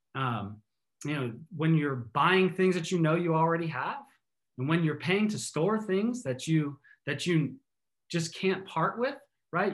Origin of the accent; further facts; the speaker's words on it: East Coast, United States; now in Seattle, United States; I'm originally from the East Coast